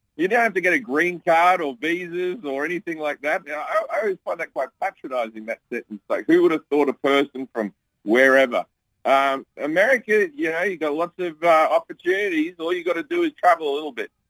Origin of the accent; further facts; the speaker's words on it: Australia; now in United States; my home country of Australia